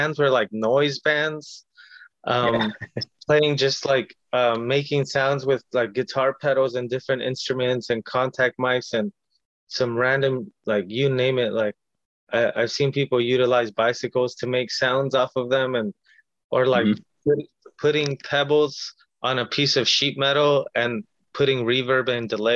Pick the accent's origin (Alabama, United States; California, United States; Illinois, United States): California, United States; Long Beach; first language Spanish; English is a second language; also born or lived in Watts, Los Angeles / Compton; growing up in Long Beach